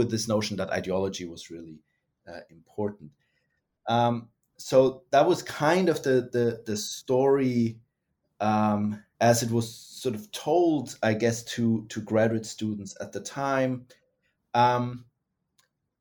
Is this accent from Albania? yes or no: no; Germany; moved away as an adult; also born or lived in United States; now in Australia; was born and raised in Germany, got interested in Russia and then the Soviet Union, and then was trained in the United States and ended up in Australia